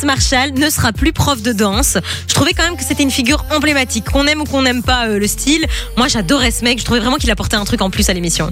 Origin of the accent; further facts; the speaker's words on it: the Centre region, Wallonia, Belgium; chez moi, moi je viens de la région du centre